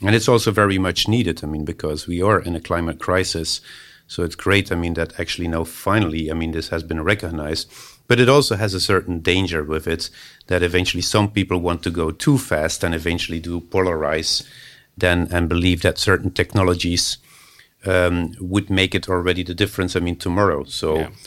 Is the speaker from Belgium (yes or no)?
yes; Belgium; moved away; also born or lived in Finland; that's that's my home country, Belgium